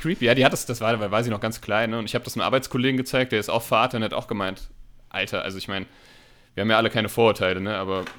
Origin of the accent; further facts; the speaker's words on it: Hanau, Hesse, Germany; wir kommen ja aus Hanau